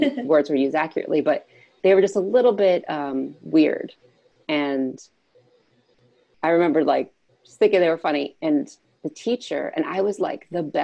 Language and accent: English; Philadelphia, Pennsylvania, United States; I grew up in Philadelphia in a family of four kids